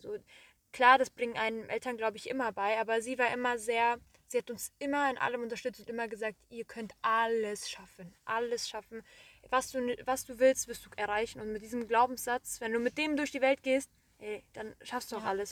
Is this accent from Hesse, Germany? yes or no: yes; Marburg, Hesse, Germany; moved away; also born or lived in Korbach / Wiesbaden; So, Marburg bin ich geboren, wir sind in Marburg aufgewachsen. Dann sind wir 2012 ähm, nach Korbach gezogen